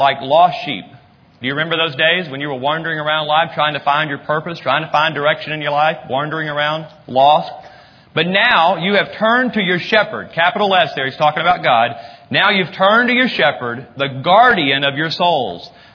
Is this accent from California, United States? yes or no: no; North Texas, United States; we're from North Texas